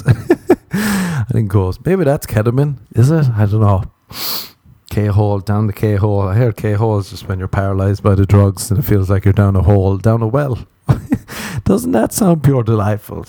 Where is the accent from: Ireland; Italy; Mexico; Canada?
Ireland; that's two things we're warned about growing up in Ireland